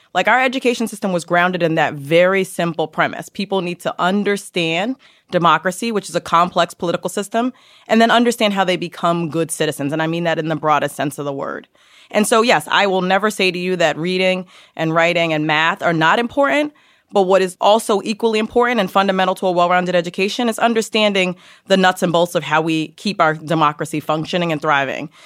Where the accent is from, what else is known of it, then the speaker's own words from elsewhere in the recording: New York City, New York, United States; also born or lived in Yonkers / Harlem; I grew up in Yonkers in the Bronx, so I'm a native New Yorker